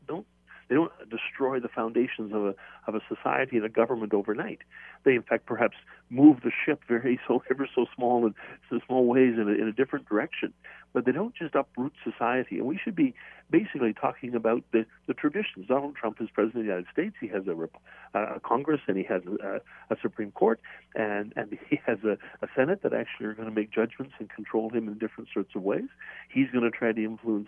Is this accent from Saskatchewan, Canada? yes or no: yes; Saskatoon, Saskatchewan, Canada; my hometown is Saskatoon